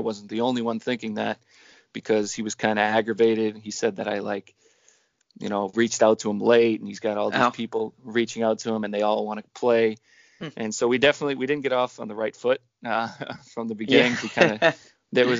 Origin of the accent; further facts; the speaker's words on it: Woburn, Massachusetts, United States; my hometown, or my home city, Woburn